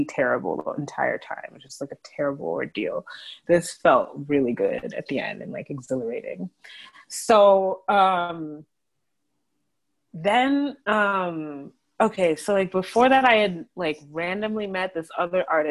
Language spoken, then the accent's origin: English; Iowa, United States; moved away as an adult; it's my hometown